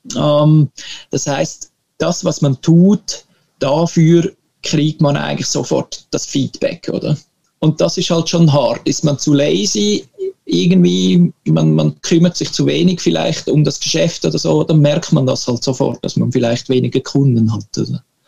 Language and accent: German; Switzerland; moved away as an adult; now in Sweden; Für uns Schweizer